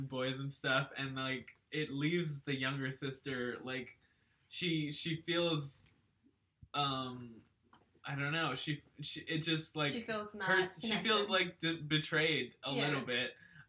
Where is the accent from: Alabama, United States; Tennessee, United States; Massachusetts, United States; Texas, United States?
Texas, United States